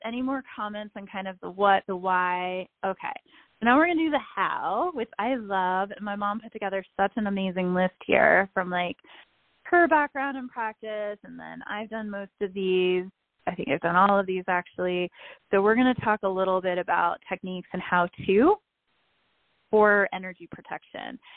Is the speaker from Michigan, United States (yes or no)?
no; New York City, New York, United States; growing up in New York City